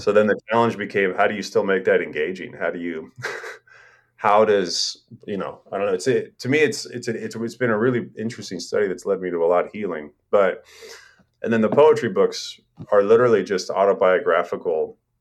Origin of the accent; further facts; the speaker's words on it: Portland, Oregon, United States; moved away as an adult; also born or lived in Astoria, Oregon / Europe; now in Corvallis, United States; I'd lived in Portland my whole life